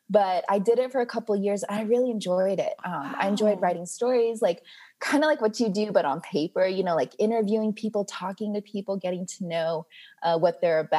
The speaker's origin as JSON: {"language": "English", "area": "Gwinnett County", "region": "Georgia", "country": "United States", "said": "I'm from Gwinnett County."}